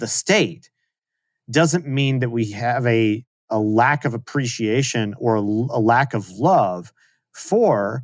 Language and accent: English; Texas, United States; moved away as an adult; I was born there. I grew up there. I've spent the majority of my life there.